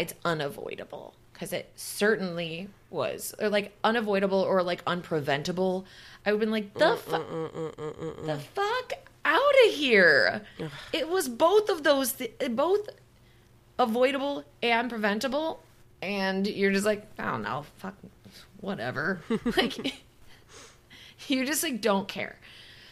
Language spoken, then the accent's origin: English; Wisconsin, United States; I'm from Wisconsin.